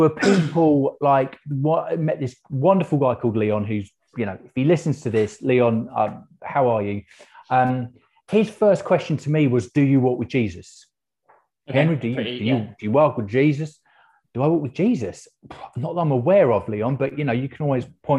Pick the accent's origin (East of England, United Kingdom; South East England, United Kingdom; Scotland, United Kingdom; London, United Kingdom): London, United Kingdom; moved away; also born or lived in Aberystwyth; I'm originally from South London, so my dad was Welsh